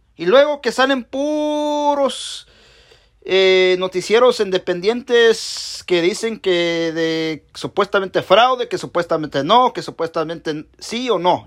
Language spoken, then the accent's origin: Spanish; Mexico; now in United States; Yo soy mexicano